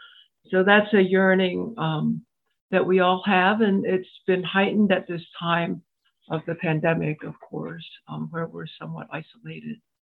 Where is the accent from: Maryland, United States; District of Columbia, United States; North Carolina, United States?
District of Columbia, United States; Washington; also born or lived in Boulder, Colorado; now in Philadelphia, United States; I grew up, as many of you might know, in Washington, D.C., where there's not a lot of, at that time, there weren't a lot of Asians. It wasn't like California. So I'm between second and third generation, Asian